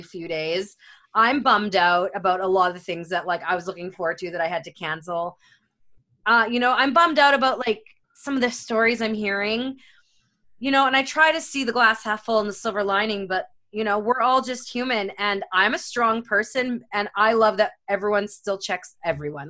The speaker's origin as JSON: {"language": "English", "country": "Canada", "said": "I am Canadian"}